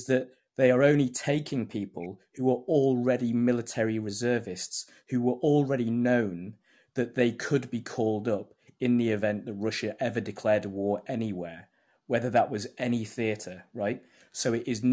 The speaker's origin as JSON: {"language": "English", "country": "United Kingdom"}